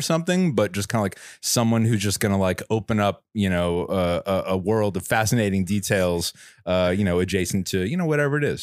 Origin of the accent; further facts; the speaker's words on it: New York, United States; moved away as an adult; now in San Francisco Bay Area, United States; I'm from New York, but I've lived in the Bay for you know, almost, almost a decade now